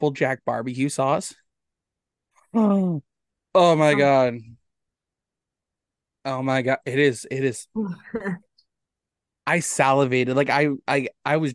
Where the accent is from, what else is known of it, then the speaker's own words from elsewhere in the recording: St. George, Ontario, Canada; I grew up in St. George